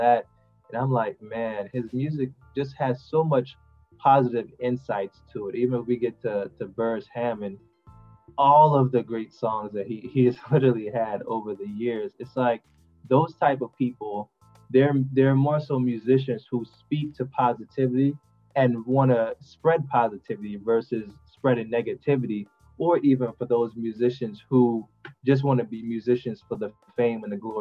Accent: Montego Bay, Saint James, Jamaica; now in United States; I'm originally from Jamaica, but I migrated to the U.S., like you said, for a betterment of education

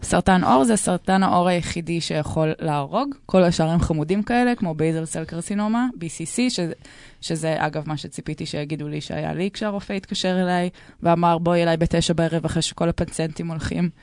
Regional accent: Tel Aviv, Tel Aviv District, Israel; אני בת 32, אני מתל אביב

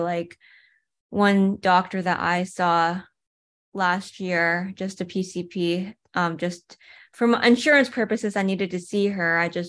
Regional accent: East Coast, United States; now in California, United States; I'm not even originally from California. I'm from the East Coast.

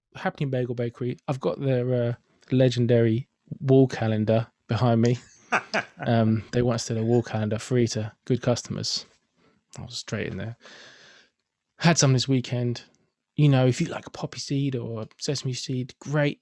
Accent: London, United Kingdom; I'm from Finsbury Park, where since the mid-nineties we've had the fantastic happening bagel bakery

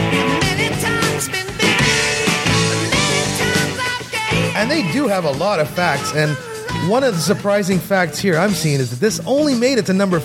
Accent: Canada; I'm Canadian.

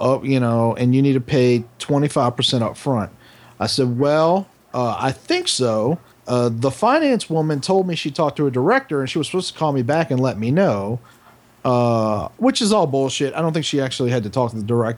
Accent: New Orleans, Louisiana, United States; I'm from New Orleans. I speak black just like anybody fucking else in this city

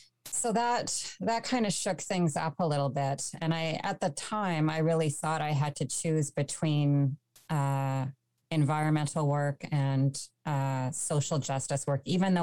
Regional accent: Winnipeg, Manitoba, Canada; now in Ottawa, Canada; I grew up in Winnipeg

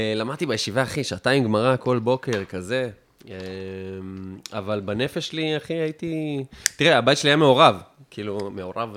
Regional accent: Afula, Northern District, Israel; moved away; also born or lived in Tel Aviv; אני מעפולה, אני מעפולה הרגילה, לא גבעת

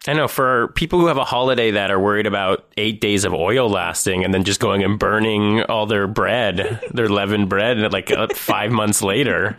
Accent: Thornhill, Ontario, Canada; I'm a Jew from Thornhill.

